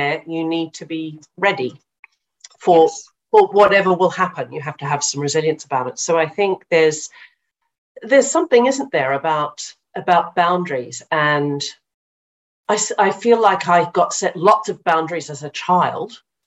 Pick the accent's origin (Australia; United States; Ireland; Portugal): Australia; I'm Australian. Everybody plays sport in Australia.